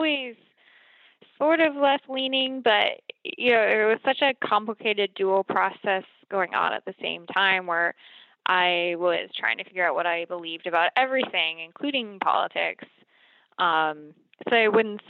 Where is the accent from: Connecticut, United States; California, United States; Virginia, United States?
Virginia, United States; Bristol; also born or lived in North Carolina; I was born in North Carolina, and then my family moved to Washington County, Virginia, where Bristol is, when I was pretty young.